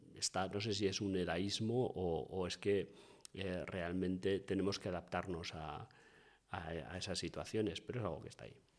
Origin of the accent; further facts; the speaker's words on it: Bilbao, Basque Country, Spain; como buen bilbaíno